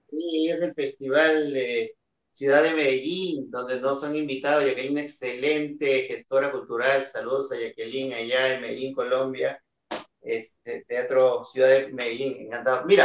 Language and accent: Spanish; Peru; en mi país, ¿no? que es un país donde el teatro en sí, en per se, eh, ya tiene una postura muy social, ¿no?